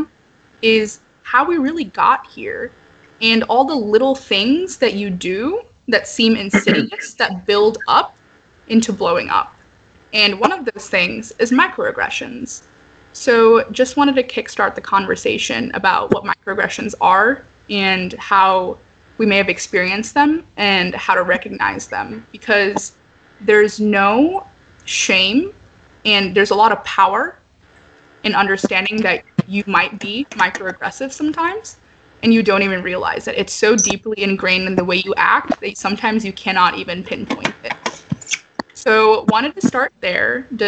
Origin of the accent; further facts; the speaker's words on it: St. Louis, Missouri, United States; first language English; It was my first language in St. Louis, Missouri.